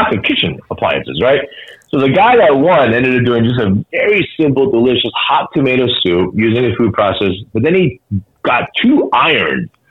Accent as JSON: {"language": "English", "town": "Boston", "region": "Massachusetts", "country": "United States", "said": "I'm from Boston"}